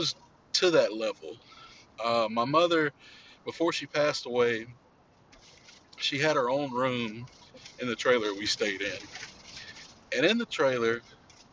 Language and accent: English; Louisiana, United States; my days growing up in Louisiana